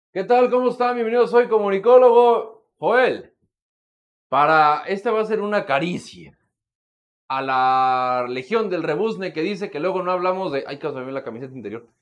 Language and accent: Spanish; Mexico; como mexicanos